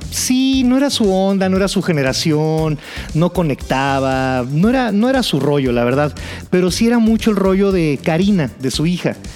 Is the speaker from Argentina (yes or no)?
no; Mexico City, Mexico; Toda mi vida he vivido más o menos por la zona de Coyoacán.